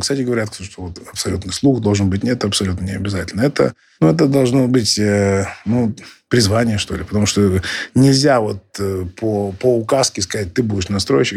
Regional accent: Irkutsk, Irkutsk Oblast, Russia; мой родной город Иркутск

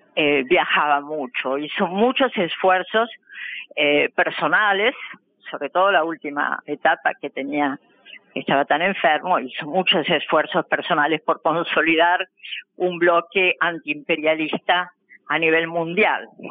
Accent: Argentina; nosotros como argentinos

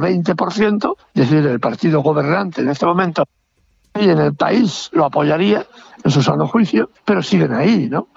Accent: Spain; en mi país

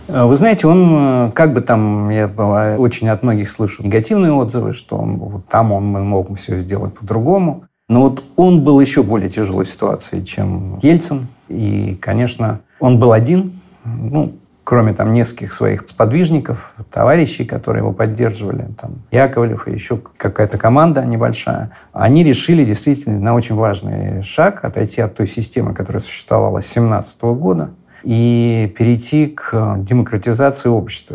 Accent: Moscow, Russia; мы, москвичи, а я жил как раз в Арбатских переулках, там в коммунальной квартире

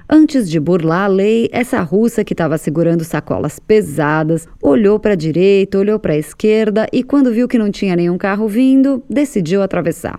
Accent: Brazil; now in Russia; a gente é do Brasil

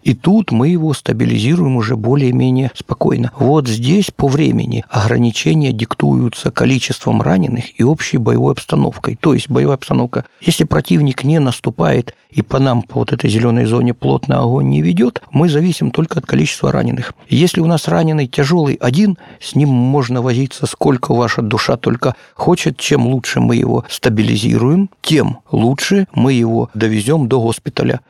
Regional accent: Horlivka, Donetsk Oblast, Ukraine; also born or lived in Moscow; Я уроженец города Горловки Донецкой области

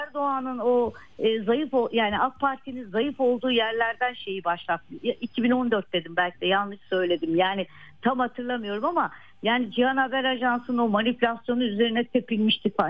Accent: Malatya, Turkey; moved away; Deprem bölgesi benim memleketim

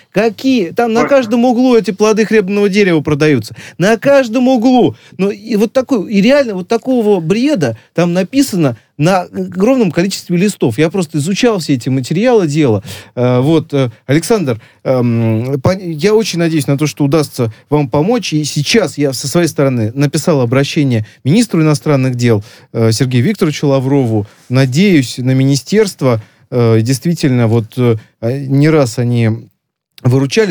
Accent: Tajikistan; moved away; я вот из Таджикистана

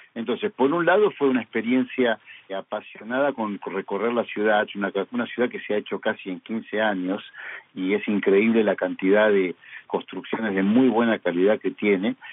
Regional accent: Argentina

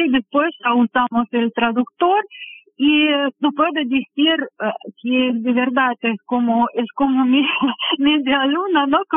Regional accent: Volgograd, Volgograd Oblast, Russia; Spanish is a second language; moved away as an adult; now in Uruguay; De sur de Rusia, soy de Volgogrado. Es una ciudad bastante famosa, es pasado Stalingrado, que es muy conocida por la batalla.

